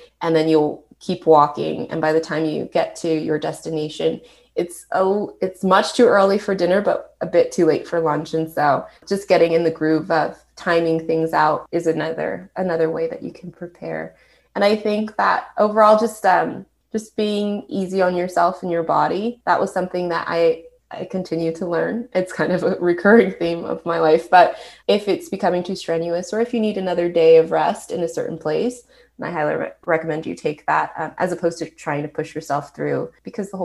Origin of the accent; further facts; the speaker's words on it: California, United States; I'm from California